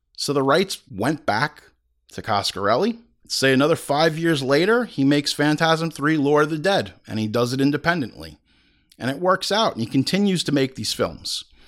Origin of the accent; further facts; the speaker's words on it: Hauppauge, New York, United States; we grew up in Hop Hog